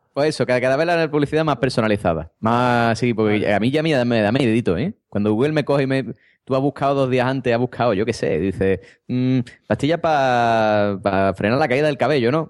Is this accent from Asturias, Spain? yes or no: no; Cádiz, Andalusia, Spain; accent: Andalusian; ya yo no soy gaditano, ya soy de Berlín